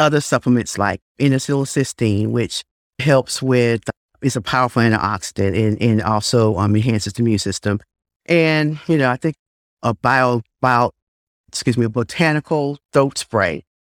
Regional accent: Blue Ridge Mountains, Virginia, United States; moved away as an adult; also born or lived in Nelson County, Virginia / Chapel Hill, North Carolina; now in Greensboro, United States; I hail from the Blue Ridge Mountains of Winjana, Virginia

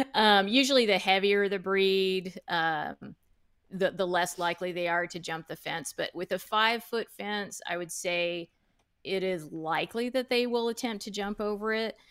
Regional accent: United States; I was born in the United States. Um, my parents immigrated from Guatemala in the nineteen sixties.

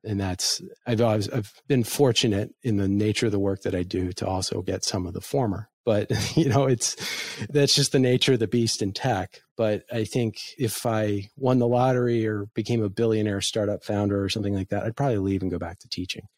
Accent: United States; I as an American

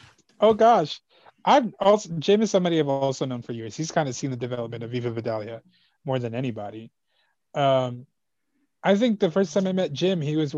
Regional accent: El Salvador; We're both from El Salvador, so we kind of bonded.

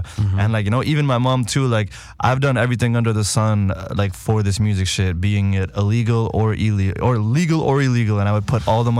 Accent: Calgary, Alberta, Canada; also born or lived in Toronto; I'm Punjabi. That's where my parents are from. And I'm born in Canada, raised Calgary. Born Toronto, raised Calgary.

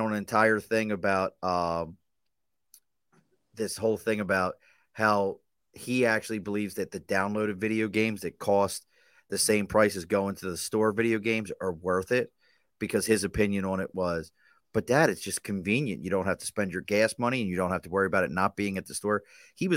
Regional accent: Baltimore, Maryland, United States; growing up in Baltimore, we used to have a place called the Palmer House

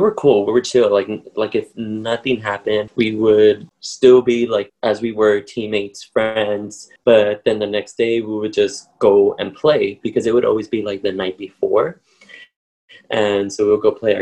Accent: Paramount, California, United States; I grew up in Paramount, which is next to Long Beach. It's a little city, and that's where I grew up in my childhood

